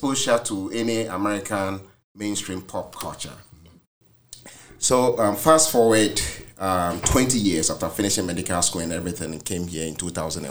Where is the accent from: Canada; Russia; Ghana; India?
Ghana; moved away as an adult; now in United States; I grew up in Ghana and came here when I was age 28